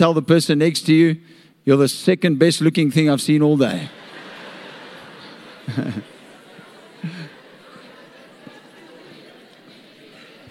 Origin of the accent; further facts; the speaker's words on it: Nigel, Gauteng, South Africa; I'm from Nigel